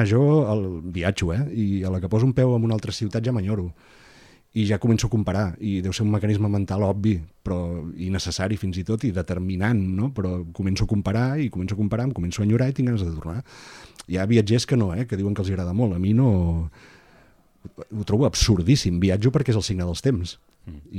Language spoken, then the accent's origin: Catalan; Begur, Catalonia, Spain; now in Barcelona, Spain; L'avantatge que tinc de poder dir que sóc empordanès eh, és diametralment idèntica, que això és una paradoxa, eh, al fet de ser barceloní.